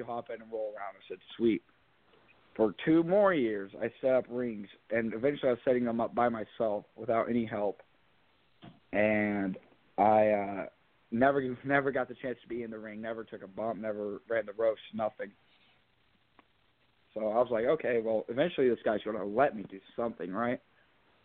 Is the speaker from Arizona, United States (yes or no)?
no; Spencer, Indiana, United States; my hometown of Spencer